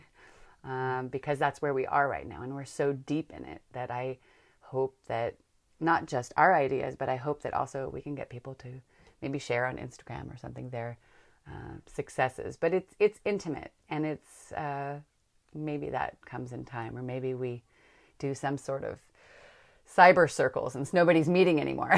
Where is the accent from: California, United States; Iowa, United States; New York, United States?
California, United States; Northern; I grew up in Northern California